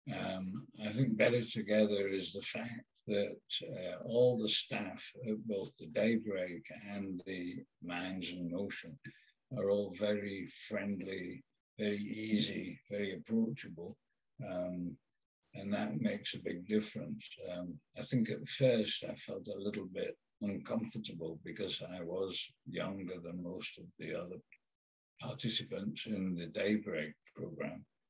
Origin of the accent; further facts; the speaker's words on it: England, United Kingdom; I'm English